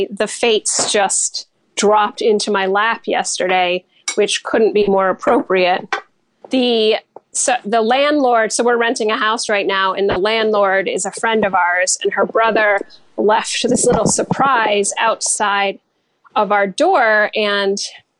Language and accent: English; New Jersey, United States; also born or lived in New York; now in Michigan, United States; I'm actually originally from New Jersey